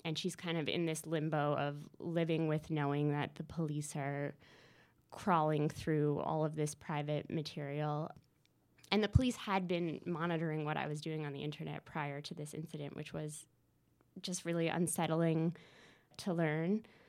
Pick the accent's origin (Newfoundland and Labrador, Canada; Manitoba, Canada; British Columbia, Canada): Newfoundland and Labrador, Canada; moved away as an adult; now in Montreal, Canada; I'm from Newfoundland